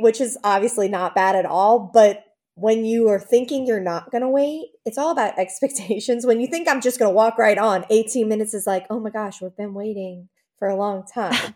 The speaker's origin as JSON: {"language": "English", "town": "New Orleans", "region": "Louisiana", "country": "United States", "moved": "yes", "lives_now": "Baton Rouge, United States", "said": "I'm from New Orleans originally, even though we live in Baton Rouge"}